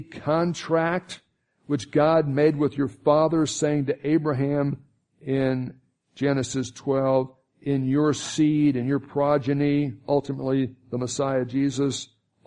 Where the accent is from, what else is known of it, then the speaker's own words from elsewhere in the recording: Miami, Florida, United States; I grew up in Miami, Florida.